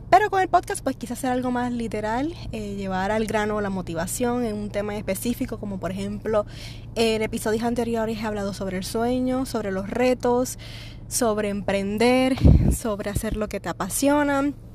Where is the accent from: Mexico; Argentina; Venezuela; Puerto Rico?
Puerto Rico; yo soy de Puerto Rico.